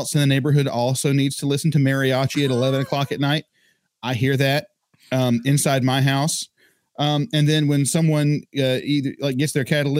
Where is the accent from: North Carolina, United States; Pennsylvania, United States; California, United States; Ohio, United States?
North Carolina, United States; Statesville; Dude, I am from Statesville, North Carolina.